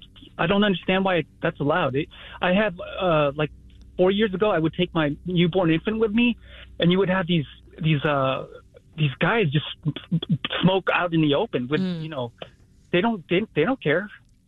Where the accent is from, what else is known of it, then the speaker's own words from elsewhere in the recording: Bay Area, California, United States; moved away as an adult; now in Oak Park, United States; I'm from the Bay Area, so I've been here since 2008